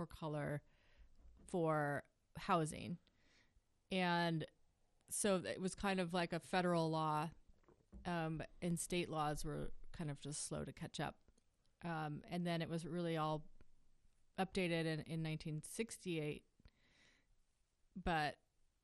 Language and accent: English; Ashland, Oregon, United States; I grew up in Ashland